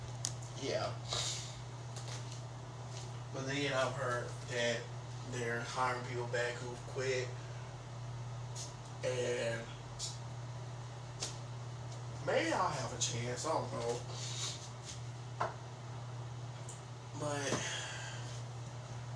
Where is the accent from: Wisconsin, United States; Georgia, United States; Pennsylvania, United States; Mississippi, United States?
Georgia, United States; Thomaston; I'm born and raised in Thomaston